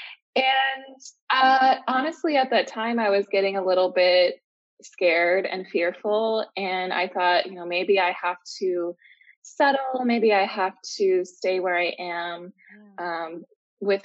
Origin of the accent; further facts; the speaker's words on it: Minnesota, United States; moved away as an adult; now in Mexico; I'm from Minnesota in the US.